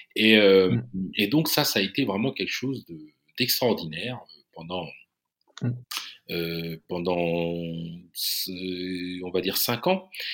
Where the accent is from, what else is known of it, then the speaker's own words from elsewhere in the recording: Chartres, Centre-Val de Loire, France; la belle région de l'Eure-et-Loire, qui, qui, qui est dans la région centre et dont je suis originaire. Hein, je suis né à Chartres.